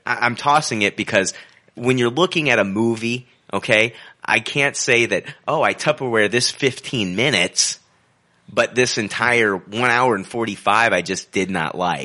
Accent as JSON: {"language": "English", "country": "United States", "said": "I'm an American"}